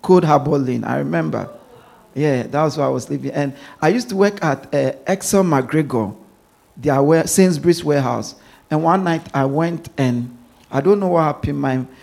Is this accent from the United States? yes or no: no; Ghana; now in London, United Kingdom; I grew up in Ghana